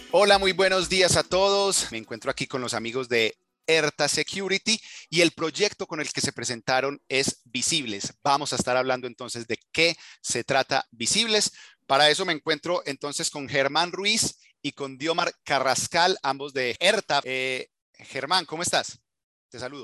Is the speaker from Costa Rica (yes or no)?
no; Colombia; yo soy colombiano